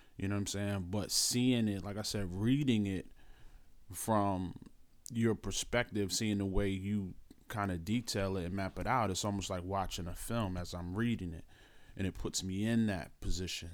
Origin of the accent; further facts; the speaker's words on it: Philadelphia, Pennsylvania, United States; I'm from Philadelphia